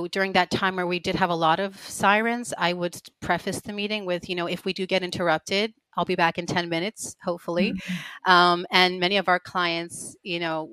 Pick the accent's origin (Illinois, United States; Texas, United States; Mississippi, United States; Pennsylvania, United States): Pennsylvania, United States; Pittsburgh; moved away as an adult; now in Israel; I'm raised in Pittsburgh, Pennsylvania, member of the Chabad community, and my parents and most of my siblings still live there